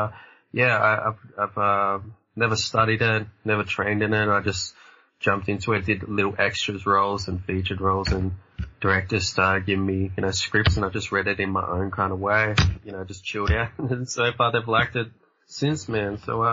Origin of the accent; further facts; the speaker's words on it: Australia; I'm like Australia